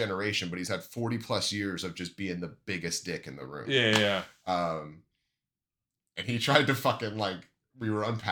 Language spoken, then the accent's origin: English; Washington, United States; I grew up in Washington State